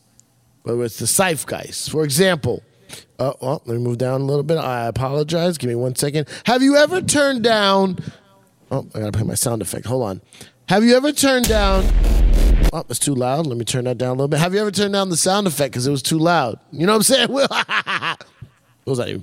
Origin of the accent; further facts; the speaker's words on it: New York City, New York, United States; I'm New Yorican.